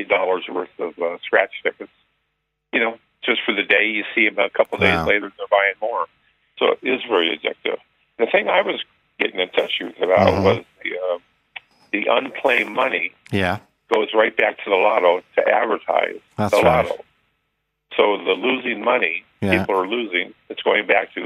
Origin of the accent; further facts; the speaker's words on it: Las Vegas, Nevada, United States; now in Ireland; I grew up in Las Vegas